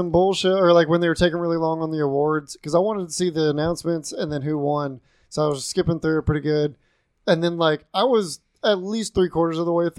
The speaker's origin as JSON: {"language": "English", "town": "Madisonville", "country": "United States", "tie": "born or raised there", "said": "I grew up in Madisonville."}